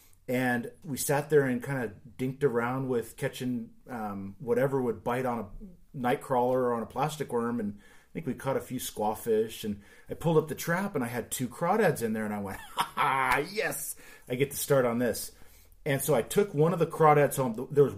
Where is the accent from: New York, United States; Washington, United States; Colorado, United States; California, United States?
California, United States; San Jose; now in Portland, United States; Yeah, I grew up in San Jose, California